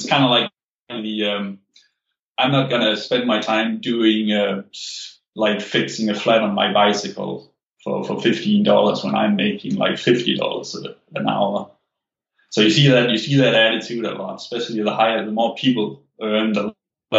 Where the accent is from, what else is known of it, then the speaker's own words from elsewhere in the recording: Denmark; moved away; I'm an immigrant, so like I'm from Denmark, where like stock investing was not a thing.